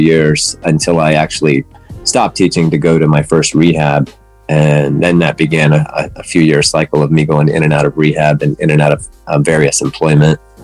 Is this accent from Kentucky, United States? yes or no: no; West Virginia, United States; moved away as an adult; also born or lived in Atlanta, Georgia; now in Los Angeles, United States; I live in Los Angeles for the last 30 years now, but I grew up in West Virginia. I was born in Atlanta, Georgia